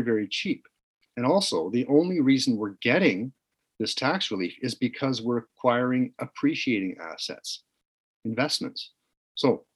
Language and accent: English; Canada